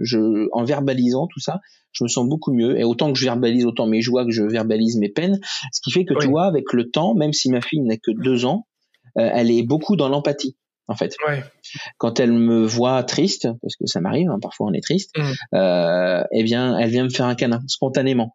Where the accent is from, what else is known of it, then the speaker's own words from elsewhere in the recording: Rouen, Normandy, France; Je suis de Rouen